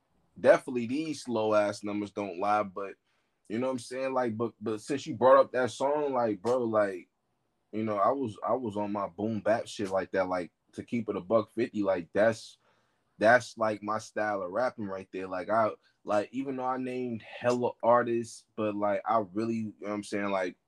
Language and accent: English; Oakland, California, United States; I got mad love for my hometown, Oakland.